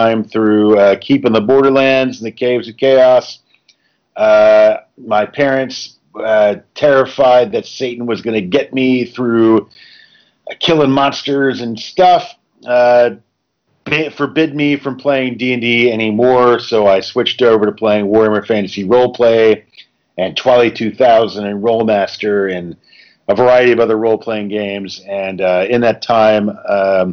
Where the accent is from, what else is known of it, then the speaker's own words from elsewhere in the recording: Tennessee, United States; also born or lived in Smithtown, Long Island, New York / Grand Rapids, Michigan; I did grow up in Tennessee, but it's taken me almost 30 years to claim that I am I'm a native